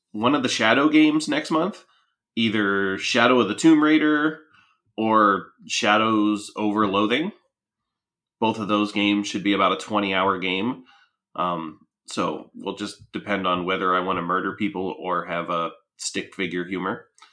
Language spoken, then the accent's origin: English; Punxsutawney, Pennsylvania, United States; I grew up in Punxsutawney